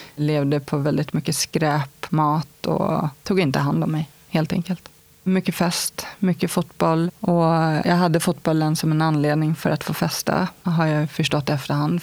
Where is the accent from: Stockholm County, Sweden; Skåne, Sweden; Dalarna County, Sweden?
Stockholm County, Sweden; Stockholm; Jag kommer från Stockholm. Bagarmossen startade jag mitt liv